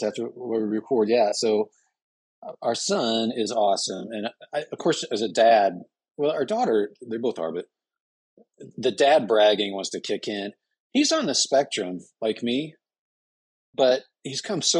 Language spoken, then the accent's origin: English; Midwest, United States; also born or lived in Indiana / Illinois; now in Jupiter, United States; I'm originally from Illinois and Indiana, little towns and stuff